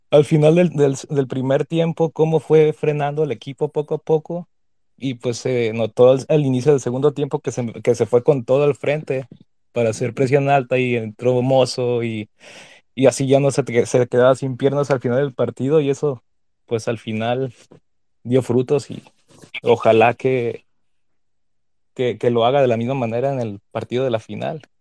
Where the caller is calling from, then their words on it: Chicago, Illinois, United States; ¿Qué tal, viejo farsante? … de Chicago.